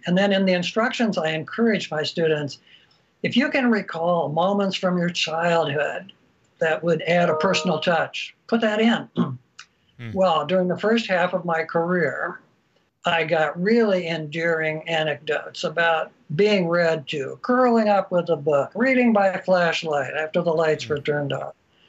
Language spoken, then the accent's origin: English; Pella, Iowa, United States; I am from very humble origins. Right to the present day, I self-identify as the farm boy from Iowa. Only in recent years has it occurred to me, I grew up in an immigrant subculture. That subculture was Dutch Reformed and rural.